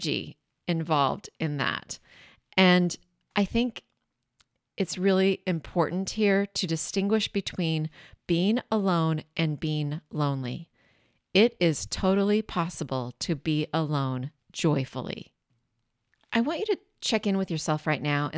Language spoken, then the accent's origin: English; Washington, United States; now in Bay Area, United States; I grew up in Washington State about maybe 90 minutes from a mountain